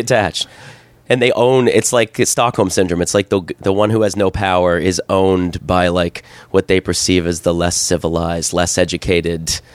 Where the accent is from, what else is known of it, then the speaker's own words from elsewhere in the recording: Canada; moved away as an adult; also born or lived in South Korea / Hong Kong / Thailand; growing up in Canada